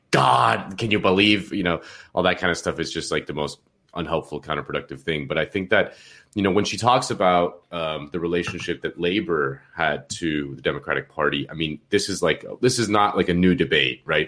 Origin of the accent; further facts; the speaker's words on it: Miami, Florida, United States; I'm from Miami